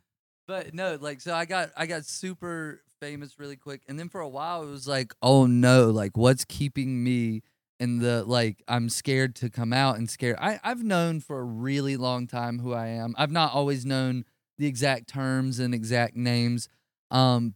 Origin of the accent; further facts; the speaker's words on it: the South, United States; I grew up in the South